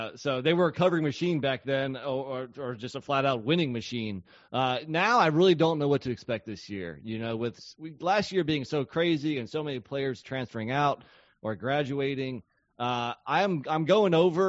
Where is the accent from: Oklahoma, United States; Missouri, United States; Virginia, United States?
Virginia, United States; I know me being born and raised in Virginia